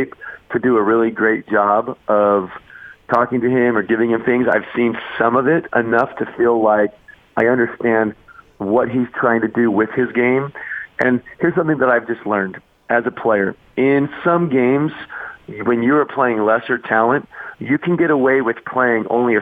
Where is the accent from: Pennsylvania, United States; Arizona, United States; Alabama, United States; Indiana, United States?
Arizona, United States; moved away; I grew up in Arizona.